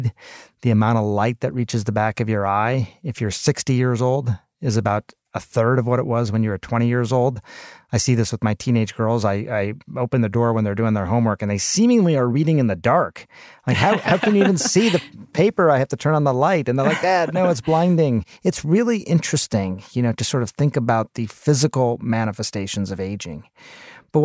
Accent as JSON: {"language": "English", "country": "India", "said": "I'm Indian. You know, I come from a culture where multi-generational households were the norm"}